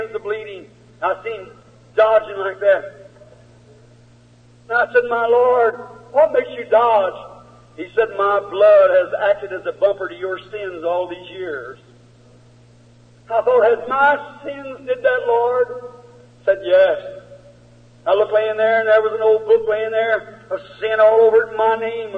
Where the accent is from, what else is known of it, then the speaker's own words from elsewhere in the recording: United States; I'm an American.